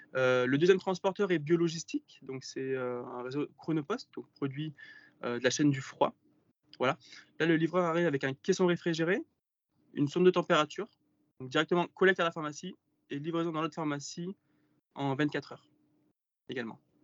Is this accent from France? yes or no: yes; Var, Provence-Alpes-Côte d'Azur, France; also born or lived in Marseille; je suis originaire du Var et j'habite dans les Alpes-Maritimes